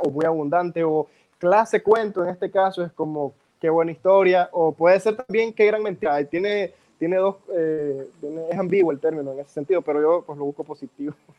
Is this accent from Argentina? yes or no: no; Nicaragua; aquí entonces en Nicaragua